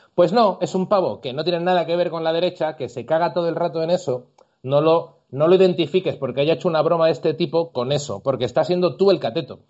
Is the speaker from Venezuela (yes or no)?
no; Andalusia, Spain; moved away; yo incluso como andaluz